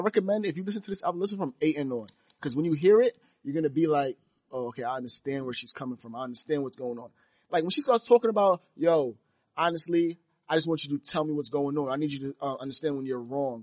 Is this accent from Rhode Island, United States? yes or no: no; New York City, New York, United States; we're from Brooklyn